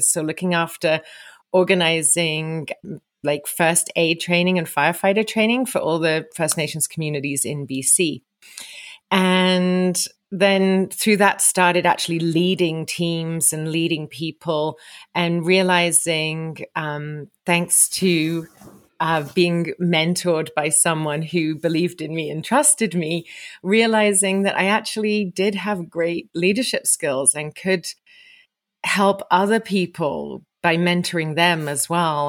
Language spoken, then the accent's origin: English; England, United Kingdom; moved away as an adult; also born or lived in Vancouver, Canada; now in Sun Peaks, Canada; I'm originally from England, but you find me today in Sun Peaks, British Columbia